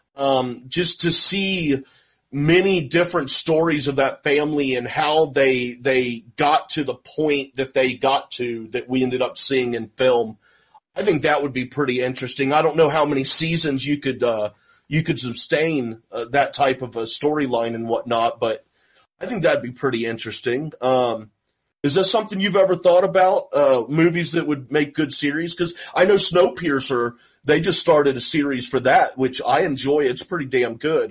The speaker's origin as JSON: {"language": "English", "town": "Houston", "region": "Texas", "country": "United States", "tie": "born or raised there", "said": "I grew up in North Houston"}